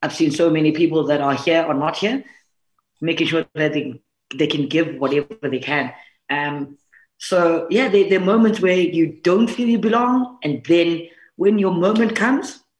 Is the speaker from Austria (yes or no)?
no; South Africa; for us as the South African women's team